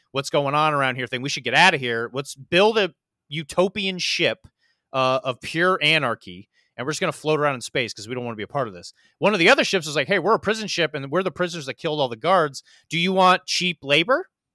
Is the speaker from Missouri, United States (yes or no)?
yes; Missouri, United States; now in Florida, United States; I grew up in Missouri